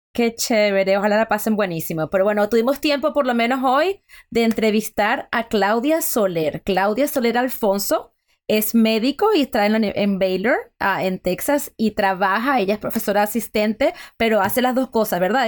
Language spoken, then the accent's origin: Spanish; Venezuela; yo soy venezolana